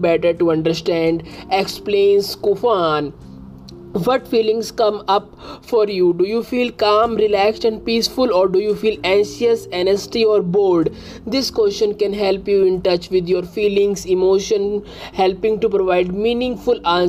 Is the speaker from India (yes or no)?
yes; India; I am from India.